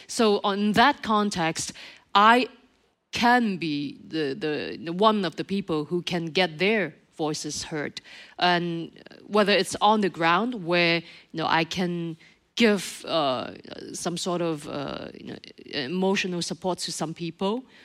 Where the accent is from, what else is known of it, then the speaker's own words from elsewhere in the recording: Montreal, Quebec, Canada; in Montreal, my my hometown